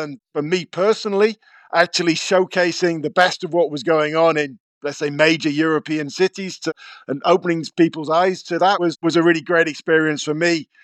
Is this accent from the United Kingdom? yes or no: yes; Cornwall, South West England, United Kingdom; Growing up in Cornwall in the nineteen eighties